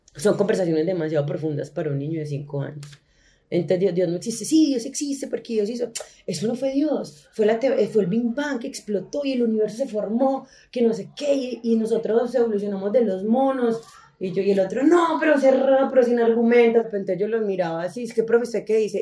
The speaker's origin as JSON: {"language": "Spanish", "country": "Colombia", "tie": "born or raised there", "said": "nosotros nacimos en Colombia"}